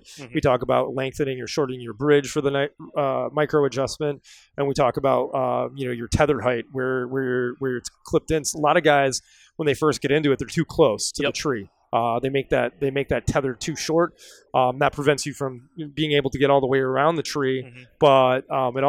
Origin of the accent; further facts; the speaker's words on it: Wisconsin, United States; I'm from Wisconsin